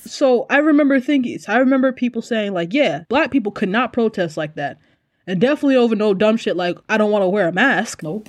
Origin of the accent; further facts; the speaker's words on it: United States; now in South Korea; I'm American